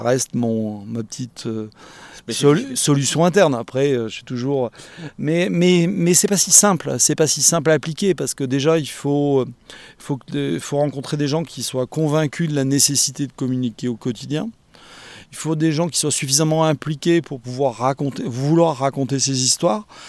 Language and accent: French; Bordeaux, Nouvelle-Aquitaine, France; Je suis de Bordeaux